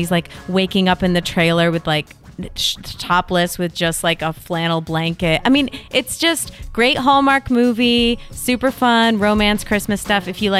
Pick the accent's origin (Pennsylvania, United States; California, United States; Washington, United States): California, United States; We all know because we're from Northern California, which is close to India.